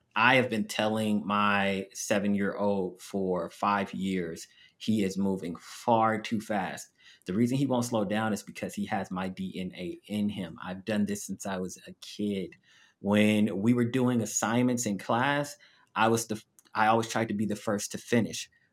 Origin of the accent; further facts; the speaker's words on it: Los Angeles, California, United States; moved away as an adult; also born or lived in Abu Dhabi / Las Vegas; I am from Los Angeles, but the first job I received was in Las Vegas.